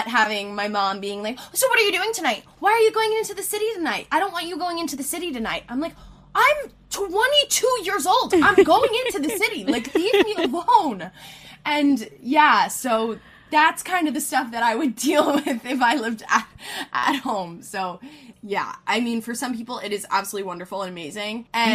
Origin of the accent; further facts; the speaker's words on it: Philadelphia, Pennsylvania, United States; I'm from Philly